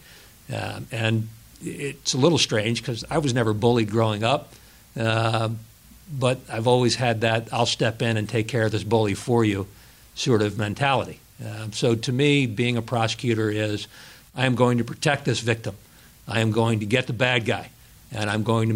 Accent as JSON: {"language": "English", "town": "Green Bay", "region": "Wisconsin", "country": "United States", "tie": "born or raised there", "also_born_or_lived": "Dartmouth / Virginia", "moved": "as an adult", "lives_now": "Chester County, United States", "said": "I grew up in Green Bay, Wisconsin"}